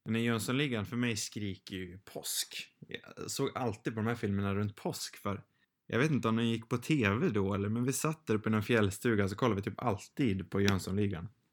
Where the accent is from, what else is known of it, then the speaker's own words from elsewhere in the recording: Sweden; själv som svensk